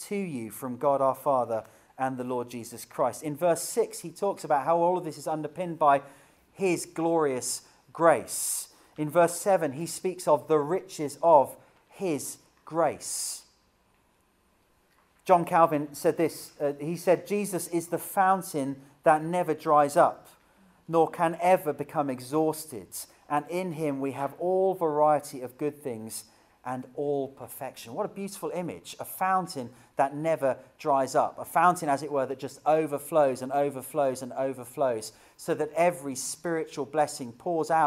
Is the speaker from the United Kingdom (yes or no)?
yes; United Kingdom; as a Brit